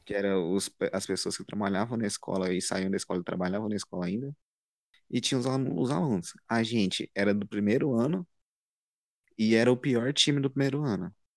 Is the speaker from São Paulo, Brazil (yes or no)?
no; Anápolis, Goiás, Brazil; sou de Goiás, Anápolis mais precisamente